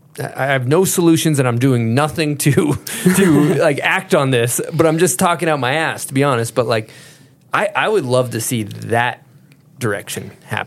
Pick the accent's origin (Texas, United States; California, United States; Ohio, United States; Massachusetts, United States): Massachusetts, United States; that's what I grew up riding in Massachusetts. Tiny little ski ward.